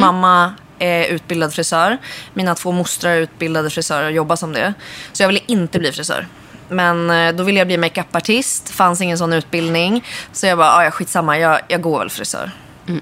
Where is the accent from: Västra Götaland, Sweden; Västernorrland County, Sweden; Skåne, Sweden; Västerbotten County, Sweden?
Västernorrland County, Sweden; Örnsköldsvik; moved away as an adult; now in Stockholm, Sweden; gick jag ut gymnasiet i Örnsköldsvik där jag kommer ifrån